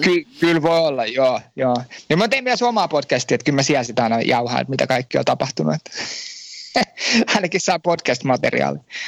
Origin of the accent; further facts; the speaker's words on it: Finland; moved away as an adult; now in France; Mä oon Suomesta lähtenyt